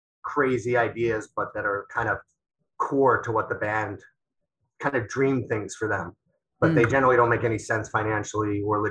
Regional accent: Long Island, New York, United States; Growing up on Long Island

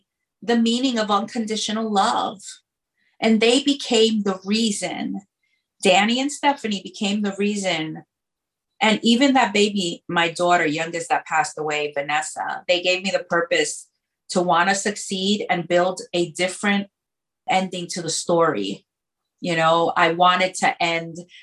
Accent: New York City, New York, United States; I grew up in the South Bronx on 135th Street

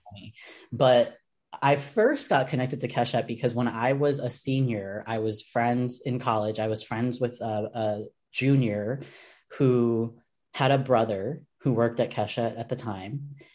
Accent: New York City, New York, United States; As a New Yorker

